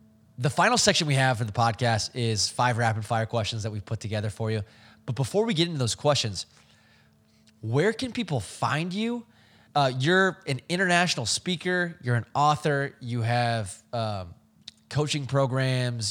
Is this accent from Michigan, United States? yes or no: no; Bay Area, California, United States; I'm from the Bay Area